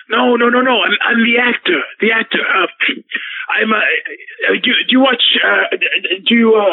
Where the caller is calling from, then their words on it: Vancouver, British Columbia, Canada; I'm actually calling from Vancouver, uh, British Columbia.